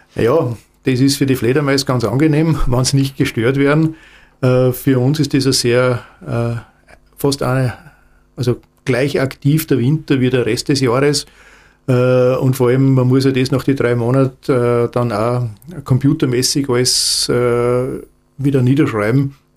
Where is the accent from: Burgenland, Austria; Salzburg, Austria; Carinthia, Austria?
Salzburg, Austria; ich komme aus Salzburg